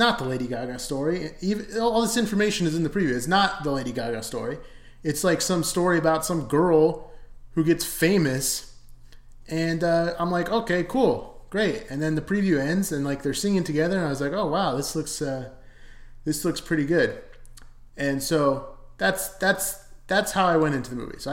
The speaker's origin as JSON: {"language": "English", "region": "Arizona", "country": "United States", "said": "I'm from Arizona too"}